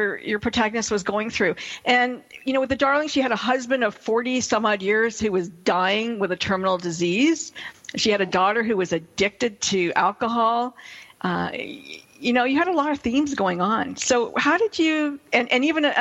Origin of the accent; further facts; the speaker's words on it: Canada; I'm English Canadian